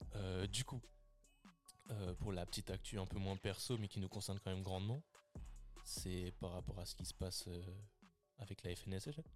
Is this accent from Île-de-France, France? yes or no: no; Lille, Hauts-de-France, France; nous on est de Lille